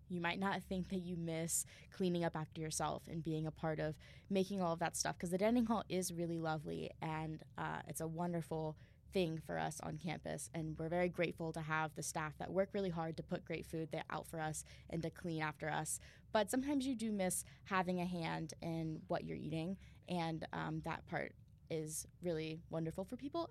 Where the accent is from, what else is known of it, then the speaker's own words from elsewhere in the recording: Southwestern Ohio, United States; moved away as an adult; I'm from Southwestern Ohio